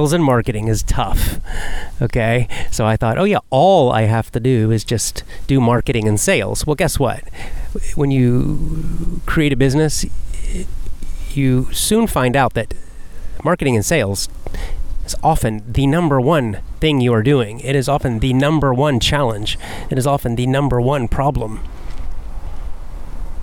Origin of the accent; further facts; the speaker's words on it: Athens, Georgia, United States; moved away as an adult; also born or lived in South Carolina; I moved from my hometown in Athens, Georgia